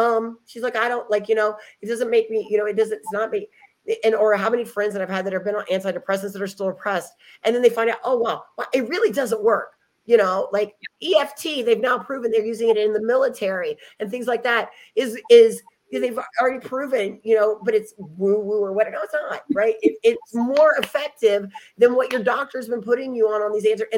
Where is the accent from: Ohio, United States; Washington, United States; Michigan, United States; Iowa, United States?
Ohio, United States; moved away; also born or lived in Dallas, Texas; I'm there in Ohio, which is my hometown